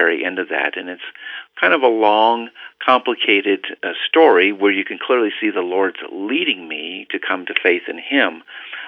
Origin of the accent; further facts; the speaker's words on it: Cheyenne, Wyoming, United States; moved away as an adult; also born or lived in Dallas area; I spent almost all my years growing up at an Air Force base in Cheyenne, Wyoming, and basically finished out there all the way through junior high school and high school